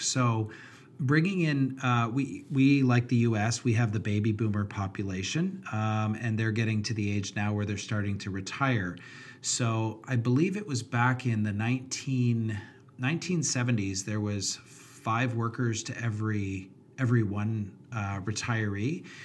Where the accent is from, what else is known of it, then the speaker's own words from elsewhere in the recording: Canada; as a Canadian